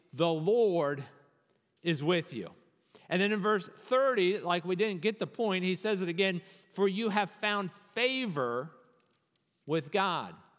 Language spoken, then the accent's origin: English; Virginia, United States; As a Virginian